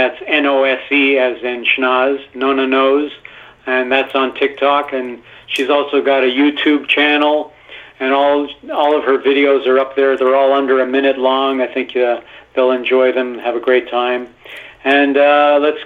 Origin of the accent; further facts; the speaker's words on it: Montreal, Quebec, Canada; first language Italian; English became my first language, and French, because I grew up in a French neighborhood